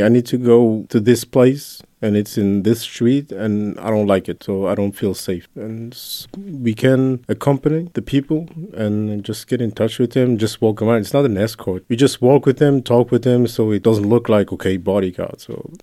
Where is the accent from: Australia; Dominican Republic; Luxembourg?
Luxembourg; also born or lived in Brussels; Italian with Congolese origins, born and raised in Luxembourg